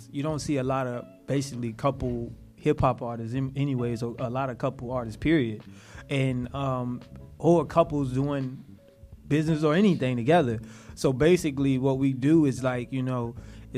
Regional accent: the South, United States; I'm from the South

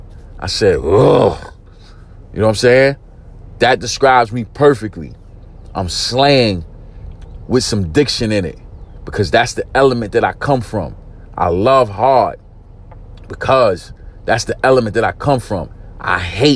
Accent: New York City, New York, United States; I'm from East New York, Brooklyn. Grew up in a housing project called Pink Houses.

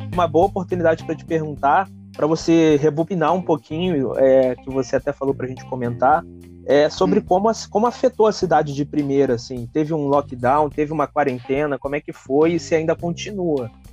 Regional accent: Rio de Janeiro, Brazil; now in Niterói, Brazil; morei minha vida toda no Rio

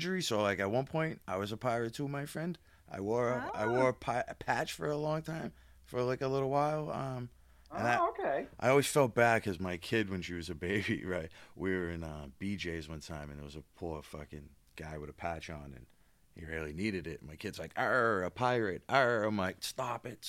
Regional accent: Boston, Massachusetts, United States; I'm from South Boston.

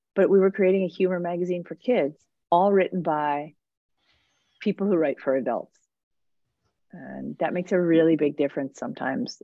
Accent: New Jersey, United States; also born or lived in New York City; I grew up in New Jersey. Um, I mean, I was born in New York City

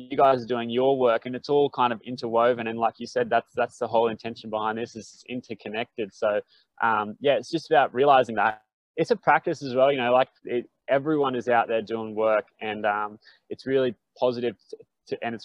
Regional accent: Brisbane, Queensland, Australia; I grew up in Brizzy and had mates

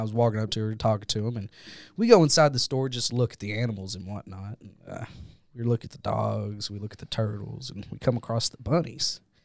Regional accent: Jackson, Kentucky, United States; my hometown of Jackson, Kentucky

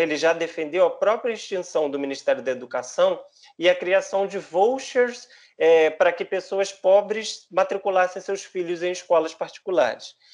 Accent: Brazil; a nossa história enquanto brasileiros

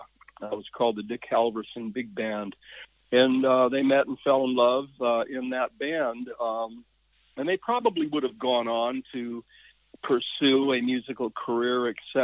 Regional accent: Yakima Valley, Washington, United States; My formative years were actually in the Yakima Valley, if you know Washington State at all.

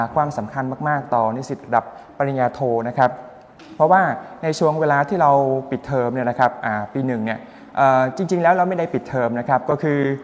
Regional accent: Cambodia; Thai is a second language; moved away as an adult; now in Thailand; ผมที่เป็นชาวกัมพูชา

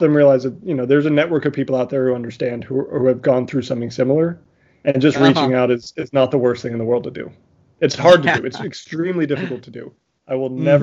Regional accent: South Africa; I was born in South Africa.

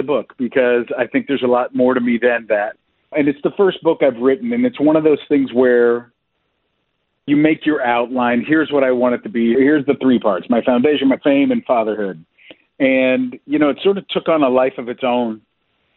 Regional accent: near Pittsburgh, Western Pennsylvania, United States; I grew up in Western Pennsylvania, about 20 minutes west of downtown Pittsburgh

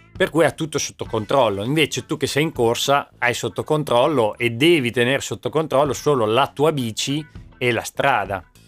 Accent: Emilia-Romagna, Italy; Da buon romagnolo

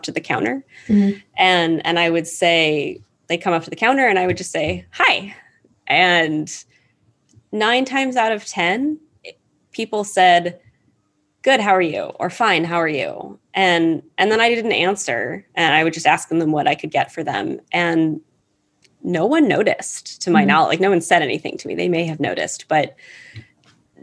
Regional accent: Ohio, United States; first language English; I'm from the US. I was born and raised in Ohio

